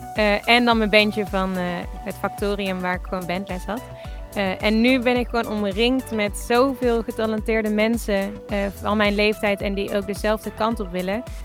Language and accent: Dutch; Tilburg, North Brabant, Netherlands; moved away as an adult; also born or lived in Los Angeles; now in Enschede, Netherlands; ik kom uit Tilburg, maar ik woon nu in Enschede.